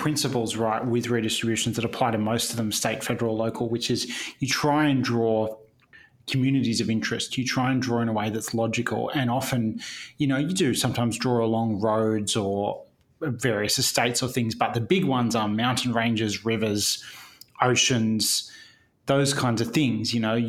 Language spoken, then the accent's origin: English; Campbelltown, New South Wales, Australia; I grew up in Campbelltown, and I remember as a kid, Werriwa, MacArthur, what electorate I lived in, bounced around a little bit.